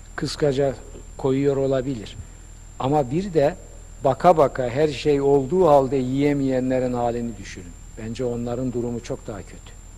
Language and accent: Turkish; Black Sea Region, Turkey; Denizde büyümüşüm. Karadeniz çocuğu.